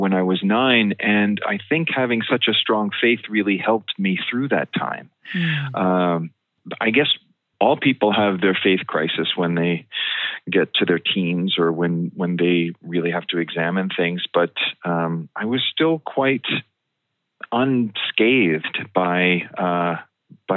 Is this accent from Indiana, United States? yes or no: no; West Hempstead, New York, United States; I grew up in West Hempstead on Long Island